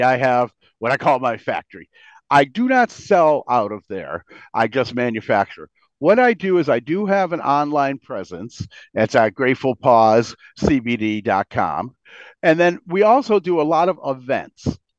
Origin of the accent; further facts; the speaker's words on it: Bristol, Connecticut, United States; and we're from Bristol. We live in Bristol